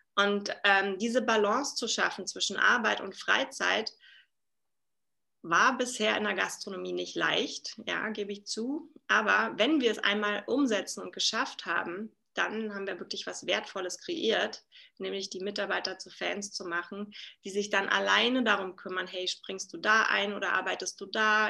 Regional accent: Berlin, Germany; now in Salzburg, Austria; Also ich komme ursprünglich aus Berlin, lebe aktuell in Salzburg

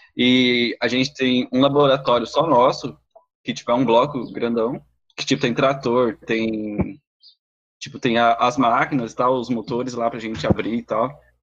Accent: Laguna Carapã, Mato Grosso do Sul, Brazil; eu sou de Laguna Carapã, uma cidadezinha aqui no Mato Grosso do Sul

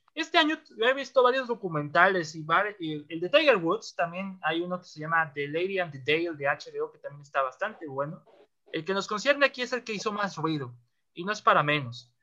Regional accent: northern Mexico, Mexico; yo soy el norteño

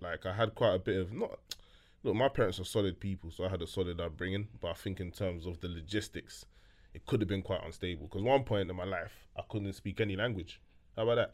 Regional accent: London, United Kingdom; first language French; English is a second language; also born or lived in Ivory Coast; we grew up on the edge of London

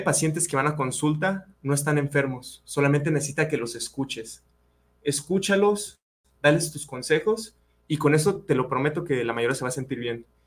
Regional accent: Yahualica, Jalisco, Mexico; mi pueblo, yo soy de Yagualica

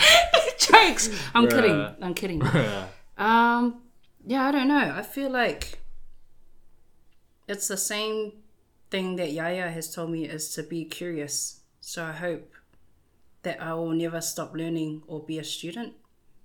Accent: Wellington, New Zealand; also born or lived in Whanganui, New Zealand / Auckland, New Zealand; now in Hastings, New Zealand; I was born in Wellington. And so Wellington and Whanganui were kind of the cities that I grew up in.

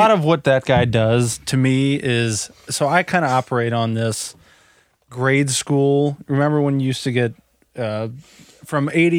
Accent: Florissant, Missouri, United States; also born or lived in St. Charles County (70 and Zumwalt); So we moved from North County, deep Florissant Peroni's land, mm-hmm. out to 70 and Zumbel. Sure. When I was in high school

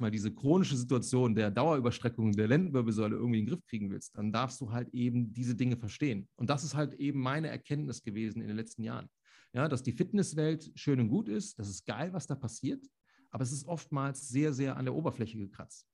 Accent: Solingen, North Rhine-Westphalia, Germany; ich komme ja aus Solingen, das Bergische Land

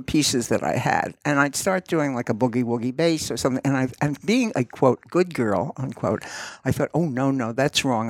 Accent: New York City, New York, United States; I grew up in Queens

